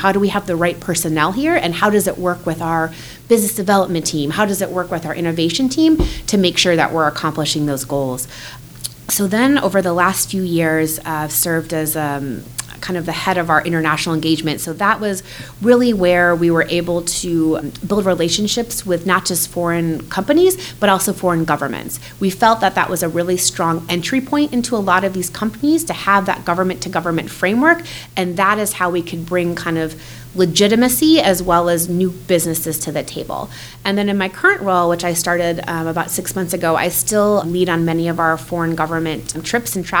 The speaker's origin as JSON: {"language": "English", "region": "Minnesota", "country": "United States", "tie": "born or raised there", "also_born_or_lived": "Washington, D.C.", "moved": "yes", "lives_now": "Indiana, United States", "said": "I'm a Midwest girl at heart. I grew up in Minnesota"}